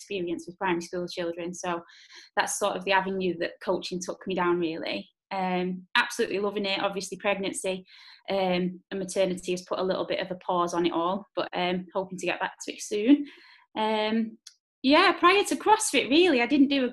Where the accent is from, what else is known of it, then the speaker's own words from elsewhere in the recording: Wigan, North West England, United Kingdom; I'm 31, I'm from Wigan.